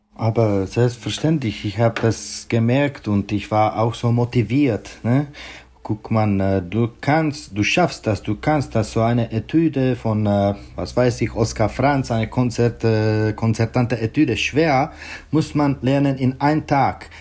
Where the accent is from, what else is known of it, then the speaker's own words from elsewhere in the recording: Pardubice, Pardubice Region, Czechia; German is a second language; moved away; in meiner Geburtsstadt Pardubice